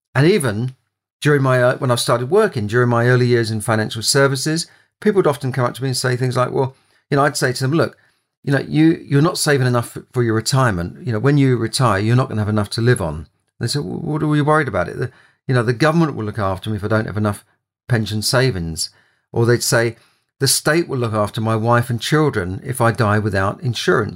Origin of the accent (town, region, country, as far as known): London, United Kingdom; born or raised there